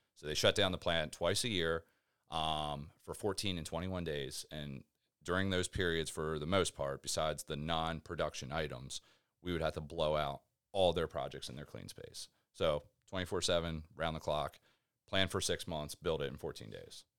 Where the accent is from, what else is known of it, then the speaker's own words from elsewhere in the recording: Rising Sun, Maryland, United States; moved away as an adult; also born or lived in Baltimore, Maryland; now in Florida, United States; from, uh, a little town called Rising Sun, Maryland